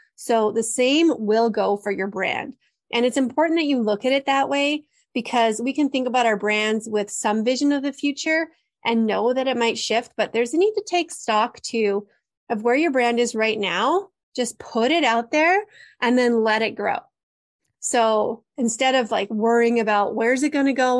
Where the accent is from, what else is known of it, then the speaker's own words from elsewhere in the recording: Canada; I'm Canadian